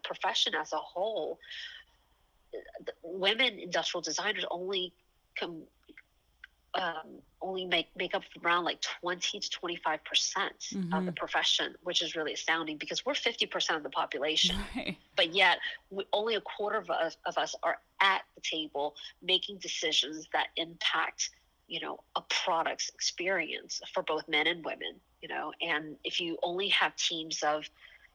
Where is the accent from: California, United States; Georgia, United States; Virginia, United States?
Georgia, United States; Atlanta; moved away as an adult; also born or lived in Taiwan; now in San Francisco, United States; I was born in Taiwan, and my whole family moved to the States when I was 6 years old. And I actually grew up in Atlanta, Georgia